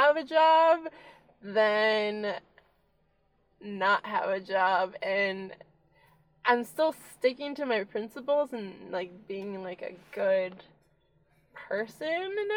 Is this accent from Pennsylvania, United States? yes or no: yes; Philadelphia, Pennsylvania, United States; also born or lived in Virginia; now in North Carolina, United States; I'm from Philadelphia